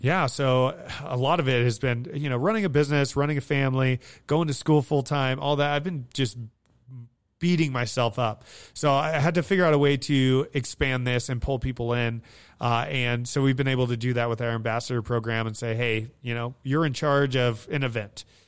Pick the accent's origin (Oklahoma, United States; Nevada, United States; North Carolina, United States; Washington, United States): Nevada, United States; Hawthorne; also born or lived in Fernley, Nevada; I grew up in Hawthorne, Nevada